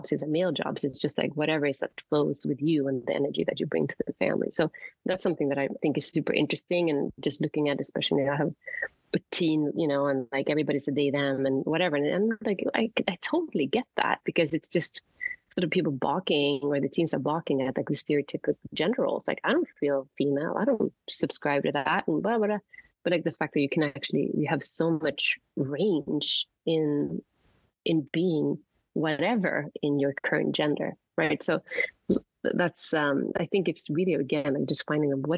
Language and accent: English; Sweden; moved away; I grew up in Sweden